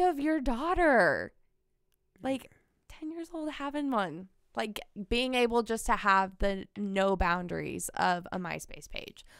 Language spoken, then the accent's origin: English; Kansas City, United States; born and raised in Kansas City.